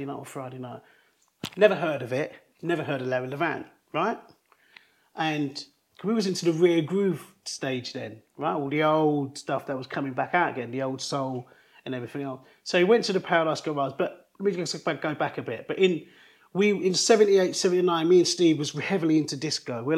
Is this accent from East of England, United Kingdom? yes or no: no; London, United Kingdom; we're from East London, Forest Gate in East London.